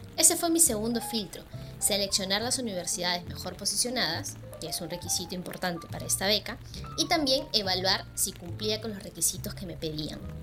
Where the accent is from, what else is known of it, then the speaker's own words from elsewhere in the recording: Lima, Peru; moved away as an adult; now in Manchester, United Kingdom; Nací en Lima y ahora vivo aquí, en la ciudad de Manchester, en el Reino Unido